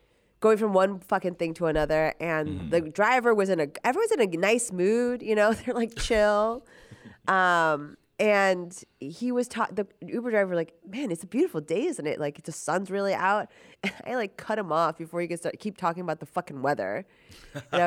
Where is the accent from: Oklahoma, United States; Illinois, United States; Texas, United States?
Illinois, United States; Chicago; moved away as an adult; now in Los Angeles, United States; I'm from Chicago.